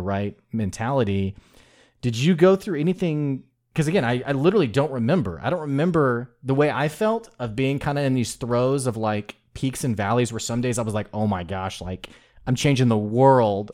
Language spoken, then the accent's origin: English; the South, United States; accent: Southern drawl; I'm from the South